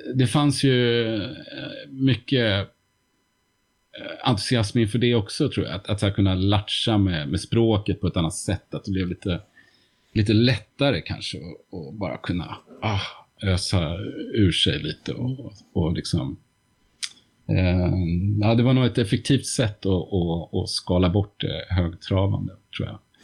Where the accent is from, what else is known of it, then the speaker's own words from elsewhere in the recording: Uppsala, Uppsala County, Sweden; Baroviak i Uppsala, som ju var min hemstad